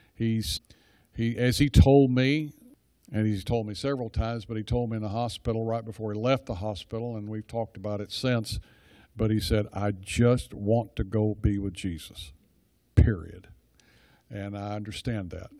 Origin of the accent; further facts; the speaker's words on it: Dallas, Texas, United States; now in Rockwall, United States; I grew up in Dallas